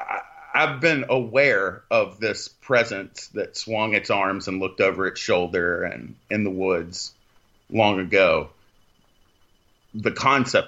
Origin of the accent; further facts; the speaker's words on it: Texas, United States; I'm from Texas